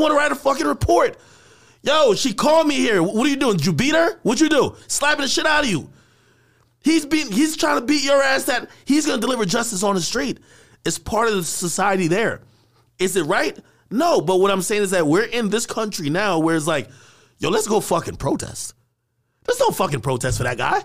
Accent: Jamaica; now in United States; I grew up in Jamaica

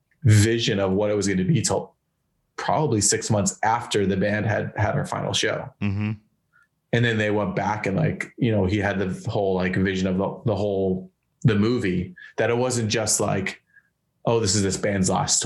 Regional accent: Marlborough, Massachusetts, United States; Like I grew up in Massachusetts, like right between Boston and Worcester, this little town called Marlborough. And I mean, I just grew up in a little town, but like smaller town.

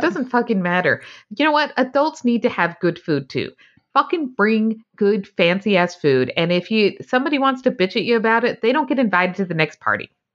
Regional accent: Utah, United States; growing up in Utah, I didn't realize there was, like, more than one church

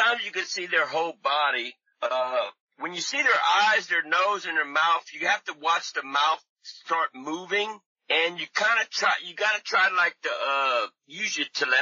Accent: Louisiana, United States; now in California, United States; I'm from Louisiana, but I moved to California to do research

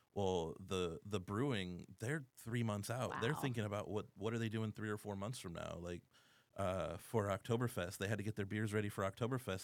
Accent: Erie, Pennsylvania, United States; moved away as an adult; now in San Antonio, United States; I am originally from Erie, Pennsylvania

